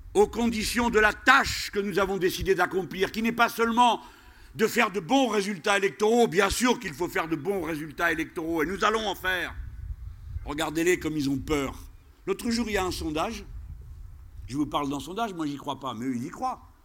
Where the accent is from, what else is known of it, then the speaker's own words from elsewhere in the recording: France; chez nous en France.